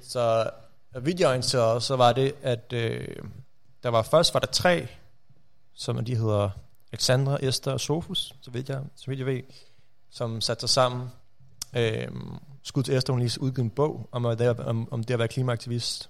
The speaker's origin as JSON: {"language": "Danish", "area": "Rudersdal Municipality", "region": "Capital Region of Denmark", "country": "Denmark", "said": "Rudersdal Kommune, mm. øh, der hvor jeg kommer fra"}